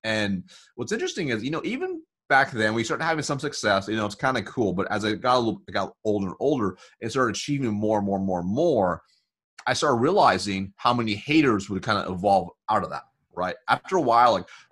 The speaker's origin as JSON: {"language": "English", "country": "United States", "tie": "born or raised there", "said": "So growing up, we were really poor, and I was born in America."}